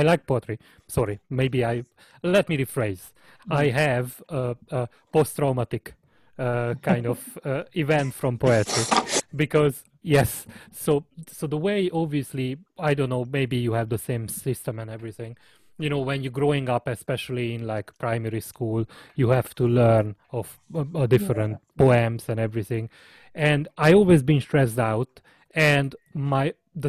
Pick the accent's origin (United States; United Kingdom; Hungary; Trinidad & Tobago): Hungary; accent: Hungarian; in my Hungarian accent